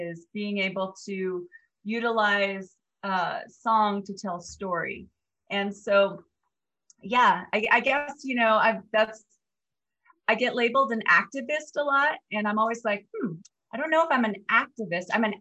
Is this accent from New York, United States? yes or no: no; Black Mesa, Arizona, United States; I'm originally from Black Mesa in Arizona